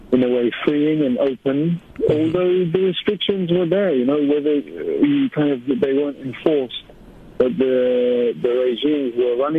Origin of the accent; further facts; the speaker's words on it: London, United Kingdom; I grew up in South London.